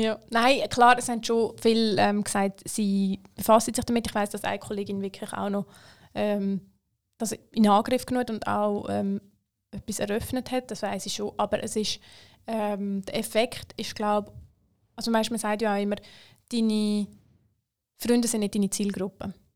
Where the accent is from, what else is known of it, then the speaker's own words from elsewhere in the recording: Switzerland; ich bin in der Schweiz aufgewachsen.